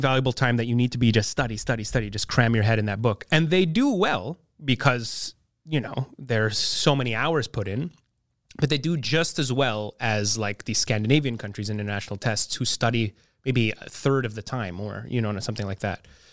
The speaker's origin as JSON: {"language": "English", "town": "Montreal", "region": "Quebec", "country": "Canada", "tie": "born or raised there", "also_born_or_lived": "NDG, Montreal", "said": "growing up in the West Island"}